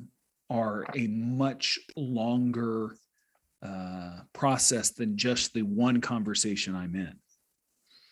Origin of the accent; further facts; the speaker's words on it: United States; I'm American